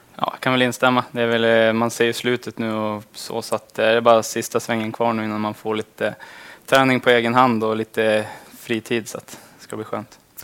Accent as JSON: {"language": "Swedish", "town": "Lycksele", "region": "Västerbotten County", "country": "Sweden", "tie": "born or raised there", "moved": "as an adult", "lives_now": "Skellefteå, Sweden", "said": "hemma i Lycksele"}